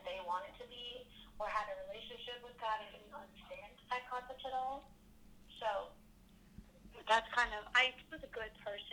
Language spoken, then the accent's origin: English; New Jersey, United States; moved away; lived in New Jersey